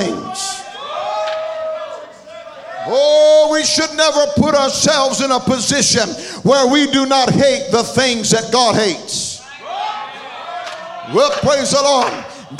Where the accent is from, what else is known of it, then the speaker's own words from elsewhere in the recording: Atlanta, Georgia, United States; I come from the Atlanta area